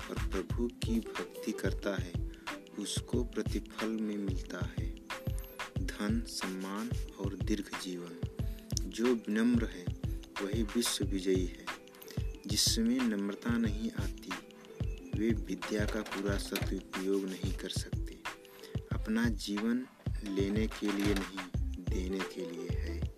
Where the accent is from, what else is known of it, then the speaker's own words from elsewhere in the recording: Mirzapur, Uttar Pradesh, India; और मैं मिर्ज़ापुर उत्तर प्रदेश से हूँ